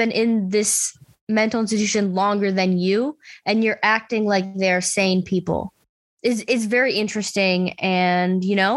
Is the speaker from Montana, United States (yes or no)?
no; Buffalo, New York, United States; I'm from Buffalo